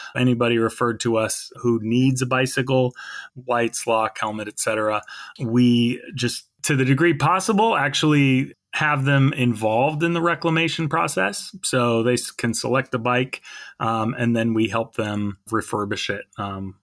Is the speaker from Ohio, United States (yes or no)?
no; Salem, Oregon, United States; I grew up in Salem, but in kind of a more suburban area